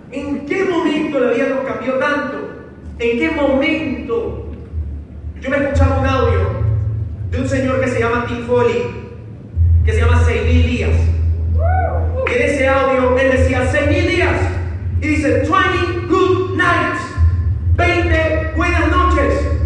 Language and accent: Spanish; Ecuador; digo, no, pero yo soy de Ecuador. En Ecuador ni siquiera está bueno. yo soy de Ecuador.